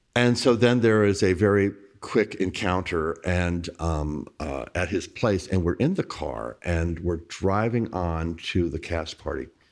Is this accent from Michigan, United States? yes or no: no; Bossier City, Louisiana, United States; also born or lived in New Orleans; I was a young, gay kid growing up in Bossier City, Louisiana